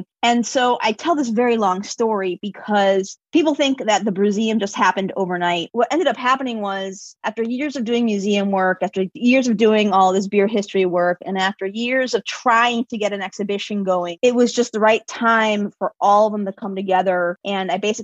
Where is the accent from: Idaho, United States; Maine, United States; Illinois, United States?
Illinois, United States; Chicago; I'm born and raised in Chicago.